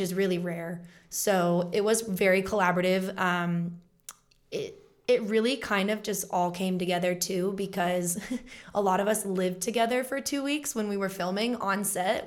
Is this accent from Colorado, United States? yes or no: yes; Colorado, United States; also born or lived in Los Angeles; book and co star in my first feature film in my home state